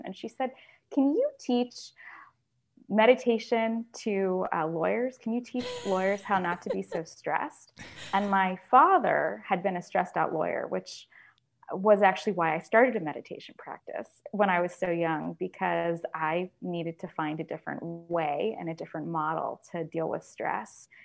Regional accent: Florida, United States; when I was growing up in Florida

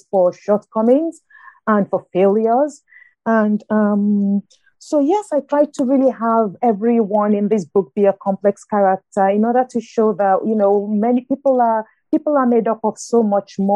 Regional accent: Nigeria; moved away as an adult; also born or lived in north of England; now in United States; growing up in Nigeria

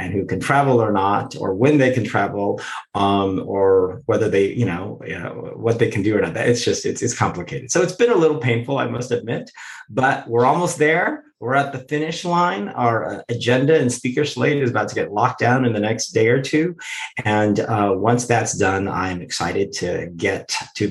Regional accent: United States; As an American

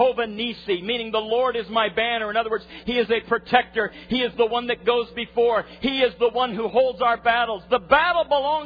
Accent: Nebraska, United States; I'm a farm kid. I grew up in Nebraska

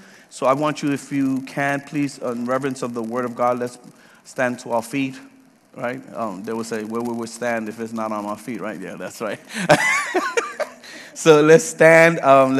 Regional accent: Puerto Rico; now in Leesburg, United States; When we came from Puerto Rico to Georgia, we served at Hebron Baptist Church for 7 years with the Spanish ministry.

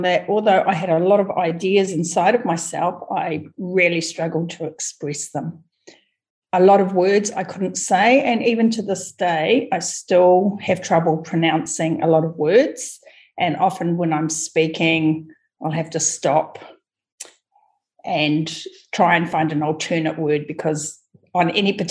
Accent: Kawerau, Bay of Plenty, New Zealand; New Zealand. A little town called Kawerau in the Bay of Plenty, New Zealand.

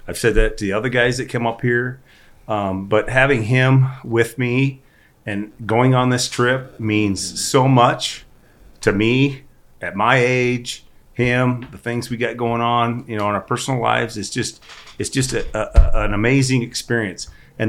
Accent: Northwest Iowa, United States; We're all from the Northwest Iowa.

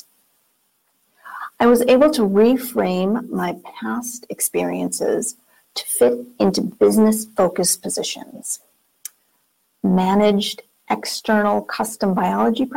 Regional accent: Minnesota, United States; moved away as an adult; also born or lived in Wisconsin; We're from Minnesota originally, with family and friends that we had been away from for almost 13 years. So it was time to move home.

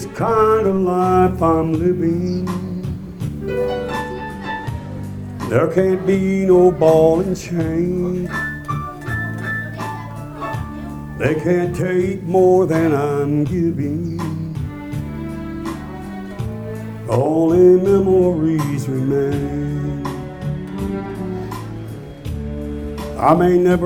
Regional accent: Orlando, Florida, United States; also born or lived in Missouri; now in Nashville, United States; I'm from Orlando, Florida originally

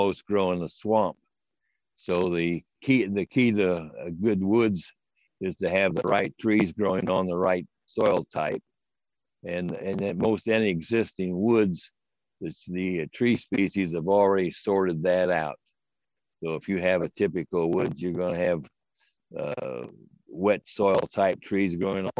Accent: Lafayette, Indiana, United States; I grew up here in Lafayette

